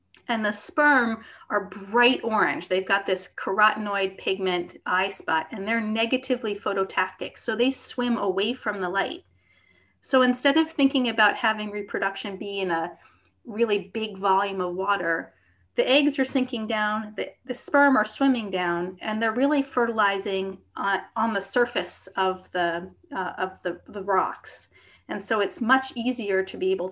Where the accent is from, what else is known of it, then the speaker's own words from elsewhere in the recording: outside of New York City, United States; growing up outside of New York City